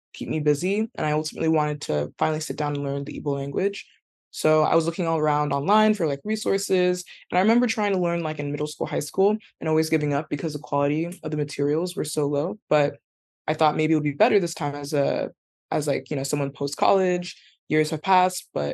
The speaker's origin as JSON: {"language": "English", "region": "California", "country": "United States", "tie": "born or raised there", "said": "I grew up in California"}